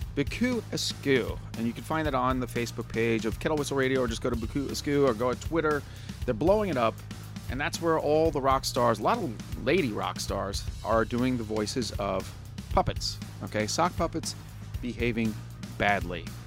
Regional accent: New York, United States; now in Pittsburgh, United States; I'm from New York myself

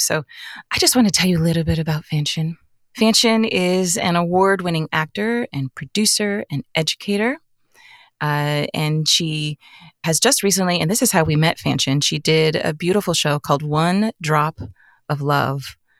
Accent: Arizona, United States; I grew up in Arizona

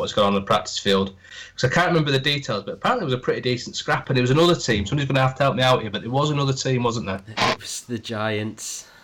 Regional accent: Yorkshire and the Humber, United Kingdom; we are from Yorkshire after all, so well, most of us

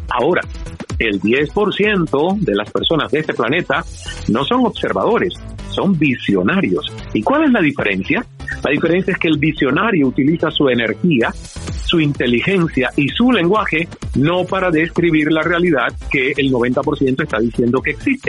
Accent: Santiago de Cuba, Cuba; moved away as an adult; also born or lived in Toronto, Canada; la radio de mi ciudad natal, Santiago de Cuba

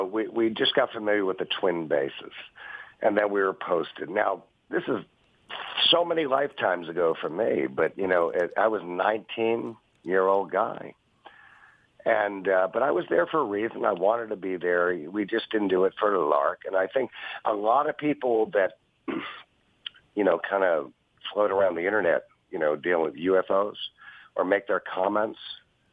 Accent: New York, United States; I'm from New York.

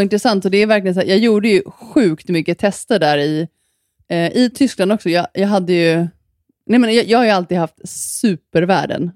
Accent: Sweden; moved away; när jag var hemma i Sverige

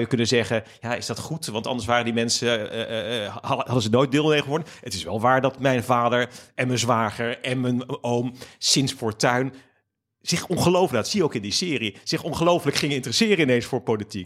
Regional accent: Capelle aan den IJssel, South Holland, Netherlands; also born or lived in Ommoord, Rotterdam; ik ben opgegroeid in Capelle aan de IJssel

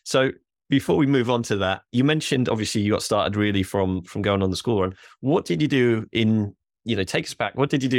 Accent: Norwich, East of England, United Kingdom; I am from Norwich. I like to see him do well

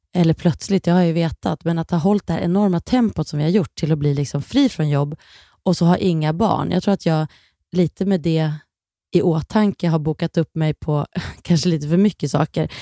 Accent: Kilafors, Gävleborg County, Sweden; jag är ju uppvuxen då i Kilafors och där hade vi en, en skidbacke

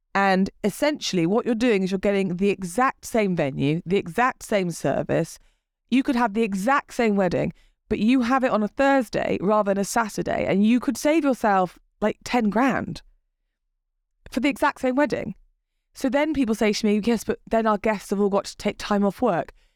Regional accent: England, United Kingdom; we're English.

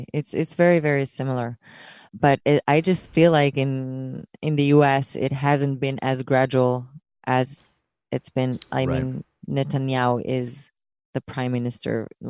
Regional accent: Israel; English is a second language; people are going to continue to ask me about Israel, no matter how much I hide, no matter how much my accent becomes, unnoticeable, I'm going to get asked that question.

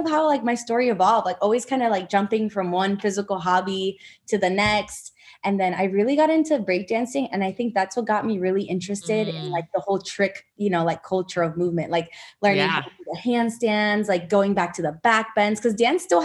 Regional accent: Miami, Florida, United States; moved away as an adult; now in Austin, United States; I'm actually from South Florida. Yeah, I'm from Miami

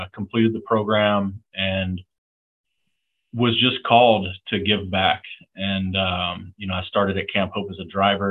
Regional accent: the Panhandle of Florida, United States; moved away as an adult; I grew up in the Panhandle of Florida

